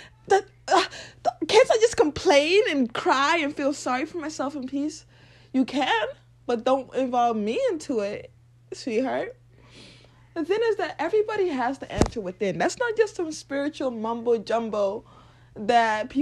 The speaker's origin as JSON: {"language": "English", "region": "Lagos", "country": "Nigeria", "tie": "born or raised there", "said": "I was born and raised in Nigeria, Lagos"}